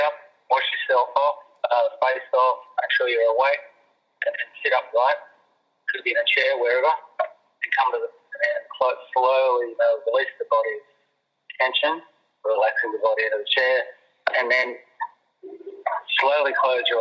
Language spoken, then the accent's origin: English; Avalon, New South Wales, Australia; my hometown there at Avalon